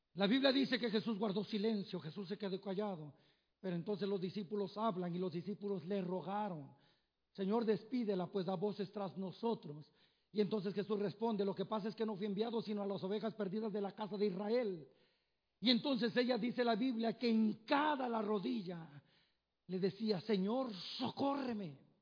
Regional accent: Tenextepango, Morelos, Mexico; moved away; allá del pueblo donde somos, que se llama Tenextepango, Morelos

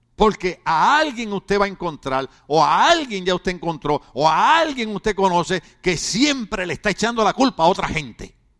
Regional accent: Puerto Rico; yo soy boricua

